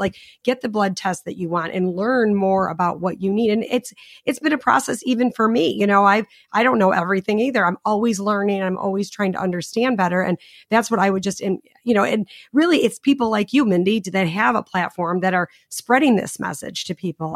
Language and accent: English; Chicago, Illinois, United States; I'm from Chicago